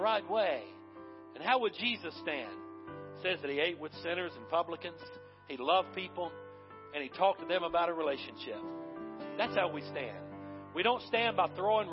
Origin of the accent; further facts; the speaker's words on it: the South, United States; I was raised in the South